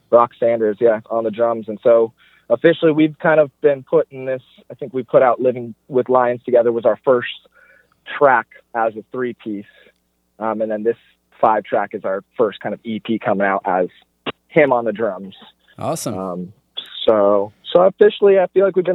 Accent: Sacramento, California, United States; born there; I was born in Sacramento. We have family in Sacramento.

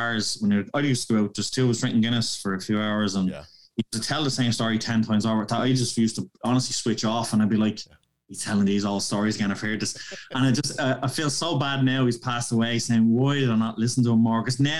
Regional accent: Portland, Oregon, United States; because obviously we're from Portland.

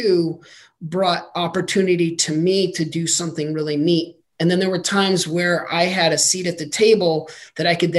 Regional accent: Albuquerque, New Mexico, United States; moved away as an adult; I was born and raised in Albuquerque, New Mexico

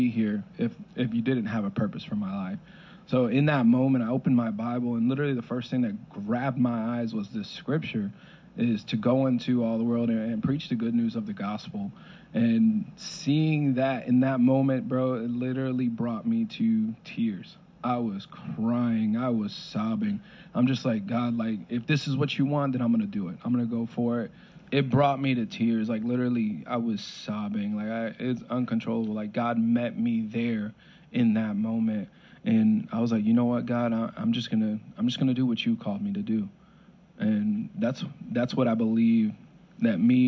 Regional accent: Florida, United States; also born or lived in New Haven, Connecticut / Waterbury, Connecticut; moved down to Florida. Been here since then

